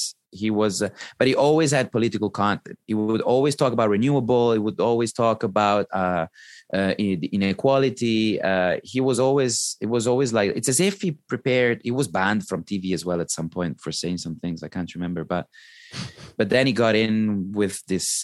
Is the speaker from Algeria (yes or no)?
no; Italy